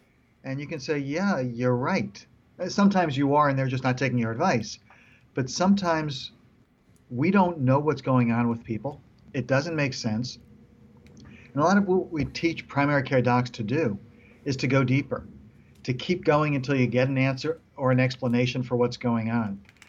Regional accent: New York, United States; also born or lived in Israel; I came from New York, finished elementary school in Israel.

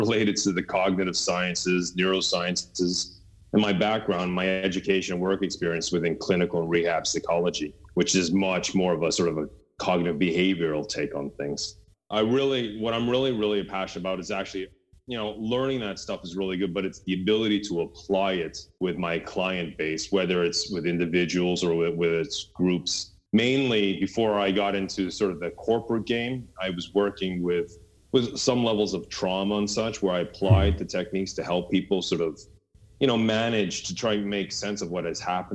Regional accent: Canada; now in Norway; as a Canadian here in Norway

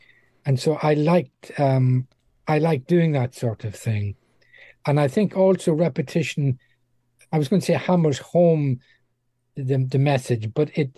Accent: Dundalk, Leinster, Ireland; moved away as an adult; also born or lived in Middle East / Far East; now in United Kingdom; my hometown of Dundalk

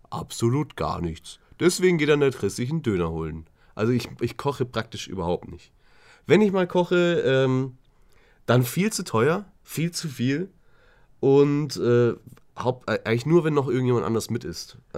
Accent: Swabia, Germany; Ich komme ja, ja aus Schwaben, ich bin Sparfuchs.

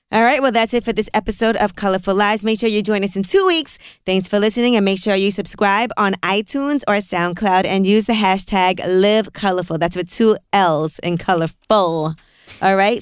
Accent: New York City, New York, United States; I grew up in Brooklyn

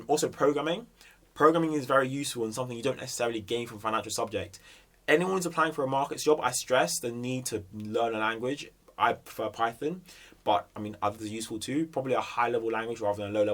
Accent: Jamaica; I'm also Jamaican

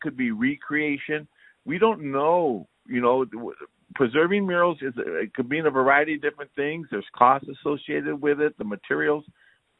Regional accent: Santa Barbara, California, United States; I'm from the East Side. I'm eight generations in Santa Barbara

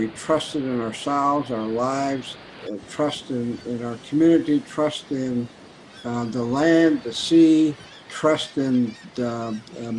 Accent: St. Paul, Alaska, United States; I was born and raised on St. Paul Island, part of the Pribilof Islands, in the middle of the Bering Sea

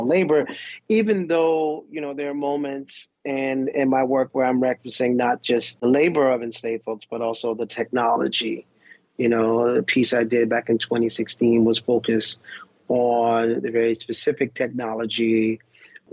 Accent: Pawleys Island, South Carolina, United States; growing up in Pawleys Island

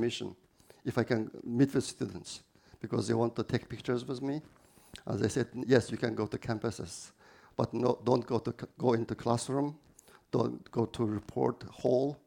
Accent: Aksu, Xinjiang, China; English is a second language; moved away as an adult; also born or lived in Urumqi; I was born in Aksu city of Xinjiang Uyghur Autonomous Region. I was born there and grew up there

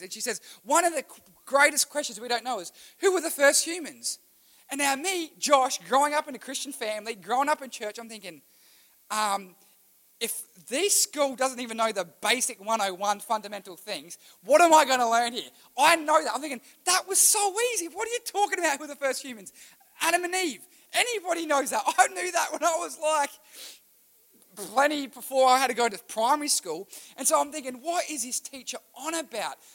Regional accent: Australia; I was born in Australia

